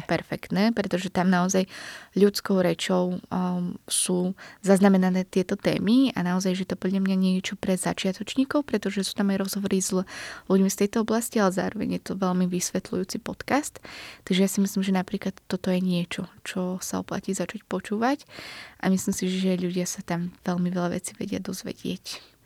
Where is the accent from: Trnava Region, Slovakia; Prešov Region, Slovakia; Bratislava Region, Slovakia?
Bratislava Region, Slovakia; Bratislava; Sice som z Bratislavy